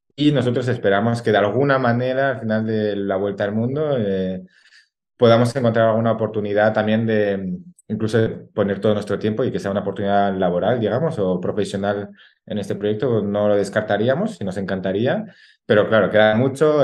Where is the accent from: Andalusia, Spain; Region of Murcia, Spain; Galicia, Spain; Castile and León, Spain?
Castile and León, Spain; La Alberca; es el de mi pueblo